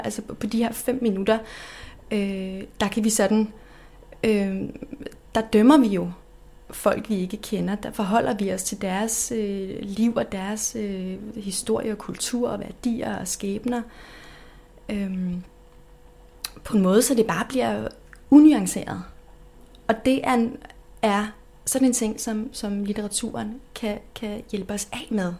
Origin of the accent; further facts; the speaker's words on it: Denmark; Vi danskere